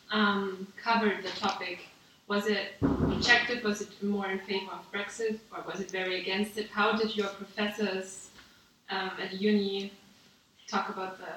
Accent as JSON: {"language": "English", "country": "Austria", "said": "in Austria, we had our um, elections"}